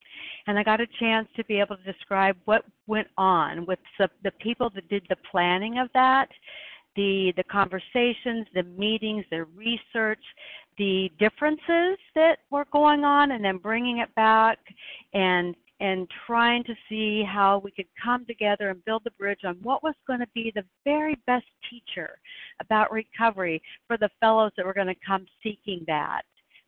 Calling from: Oregon, United States; I'm calling in from Oregon.

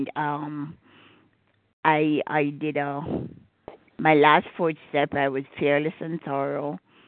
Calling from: Gettysburg, Maryland, United States; from Gettysburg, Maryland.

